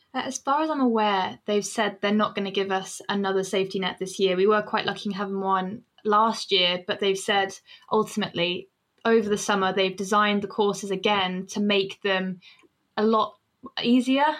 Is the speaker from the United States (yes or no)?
no; Northampton, East Midlands, United Kingdom; now in Sheffield, United Kingdom; I'm from Northampton